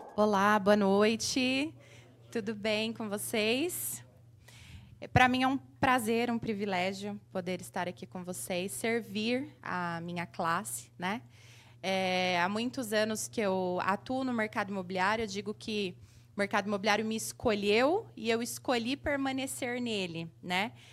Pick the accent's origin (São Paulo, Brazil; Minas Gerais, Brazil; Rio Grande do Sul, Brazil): São Paulo, Brazil; Mauá; sou de Mauá, aqui, ABC Paulista.